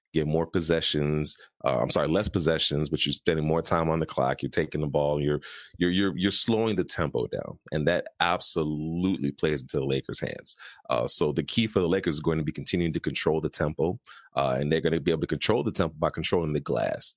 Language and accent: English; Chicago, Illinois, United States; I'm from Chicago, we have a pick yourself up by your bootstraps if you have to and get back to work mentality